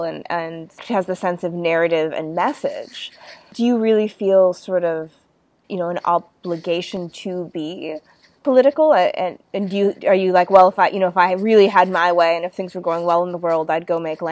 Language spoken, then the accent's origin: English; United States; now in Sydney, Australia; I was born there